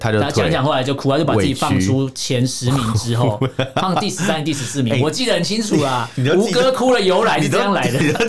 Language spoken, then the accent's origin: Chinese; Taiwan; 我们台湾人